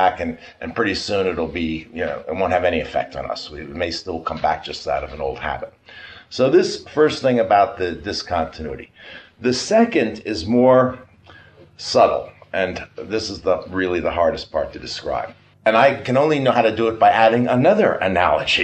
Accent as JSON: {"language": "English", "region": "New York", "country": "United States", "said": "we are both from New York"}